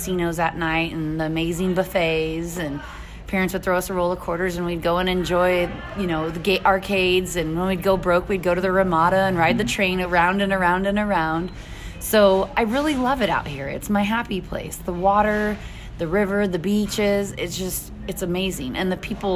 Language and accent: English; Alta Loma, California, United States; moved away as an adult; also born or lived in Tehachapi, California; now in Fort Mohave, United States; I'm originally from Altaloma, California